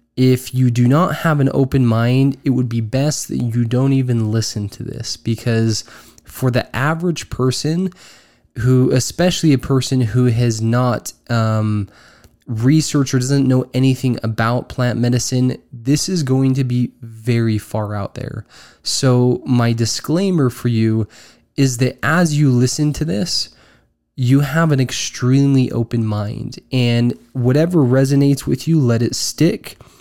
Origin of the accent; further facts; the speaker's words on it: Utah, United States; I am originally from Utah